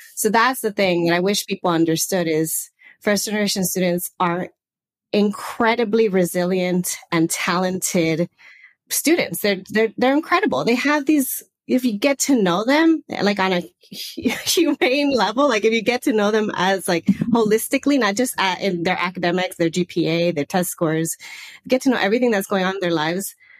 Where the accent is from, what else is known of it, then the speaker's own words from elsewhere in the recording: Los Angeles, California, United States; accent: Southern California; moved away as an adult; also born or lived in Santa Barbara; now in Portugal; I am originally from the northeast San Fernando Valley area. So that's like uh, north of LA.